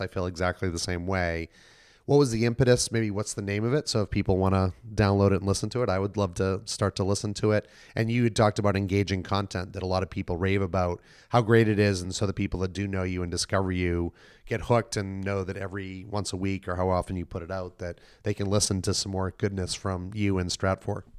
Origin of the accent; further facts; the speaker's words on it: Boston, Massachusetts, United States; moved away; I'm from Boston originally